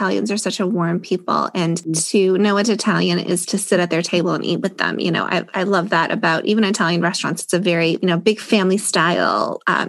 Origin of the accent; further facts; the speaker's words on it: Canada; I'm Canadian